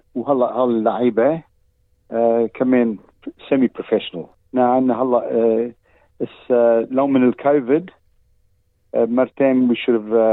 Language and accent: Arabic; Australia; وانا خلقون هون باستراليا بس السيد دمي لبناني